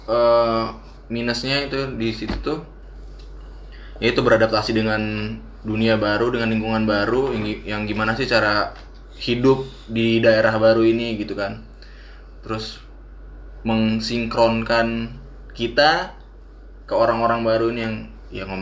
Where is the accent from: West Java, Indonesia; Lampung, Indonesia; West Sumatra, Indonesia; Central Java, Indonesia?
Lampung, Indonesia; Bandar Lampung; apalagi dulu gue dari Bandar Lampung terus pertama kali kan ke Bandung